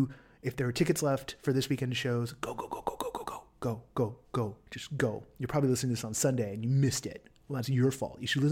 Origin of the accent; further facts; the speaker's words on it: Los Angeles, California, United States; let's hit up my hometown.